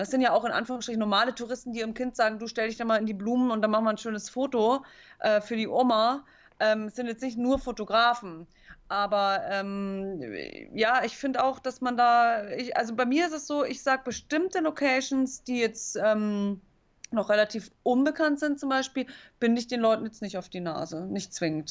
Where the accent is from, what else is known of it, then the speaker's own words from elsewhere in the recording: Munich, Bavaria, Germany; also born or lived in Chiemsee; ich bin in München zur Schule gegangen, aber meine Eltern hatten immer so ein Wochenendhaus hier am Chiemsee